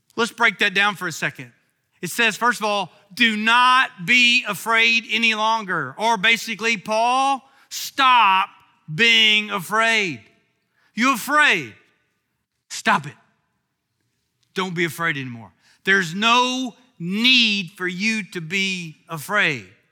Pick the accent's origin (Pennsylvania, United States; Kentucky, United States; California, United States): Kentucky, United States; I'm from Kentucky